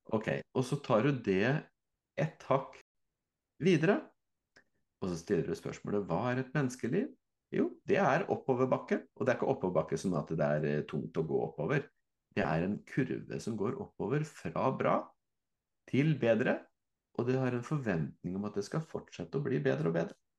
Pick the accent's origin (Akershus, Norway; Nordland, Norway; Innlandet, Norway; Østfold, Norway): Østfold, Norway; Fredrikstad; jeg er fra Fredrikstad